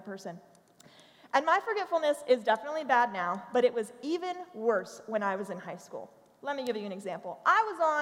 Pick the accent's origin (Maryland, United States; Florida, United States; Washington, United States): Maryland, United States; accent: Baltimoreese; also born or lived in Tennessee; I was actually born and raised in Maryland.